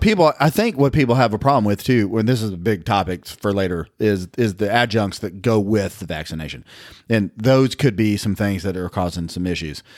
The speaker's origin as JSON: {"language": "English", "town": "Nashville", "region": "Tennessee", "country": "United States", "tie": "born or raised there"}